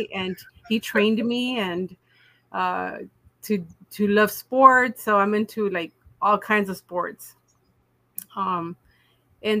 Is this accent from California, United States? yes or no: yes; Chula Vista, California, United States; I was born and raised here in Chula Vista, actually, in San Diego County